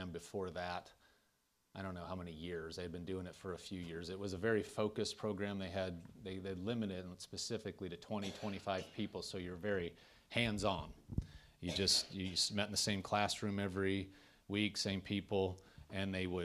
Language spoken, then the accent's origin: English; Nebraska, United States; moved away as an adult; also born or lived in Tulsa, Oklahoma; now in Andover, United States; I'm from Nebraska